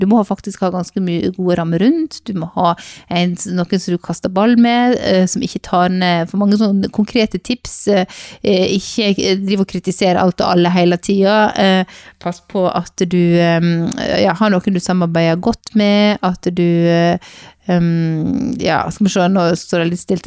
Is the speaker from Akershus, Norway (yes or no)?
no; Sogn, Vestland, Norway; now in Bergen, Norway; Og så kommer jeg fra Sogn, og oppvokst på bedehuset i Sogn, og bor nå i Bergen